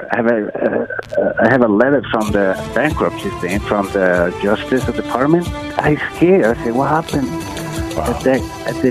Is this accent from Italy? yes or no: yes; Italy; English is a second language; now in Oak Park, United States; I'm an immigrant from Italy